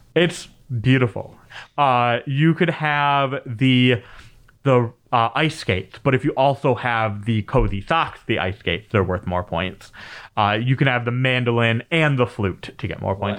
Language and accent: English; Michigan, United States; being a Midwesterner, especially in Michigan, uh, growing up